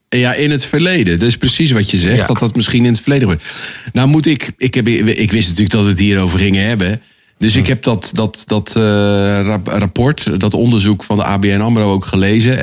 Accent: Netherlands; als Nederlanders

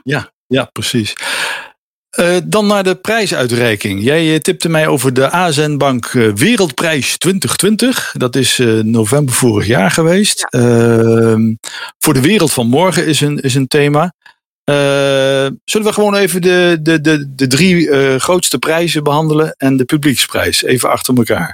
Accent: Netherlands; als Nederlander

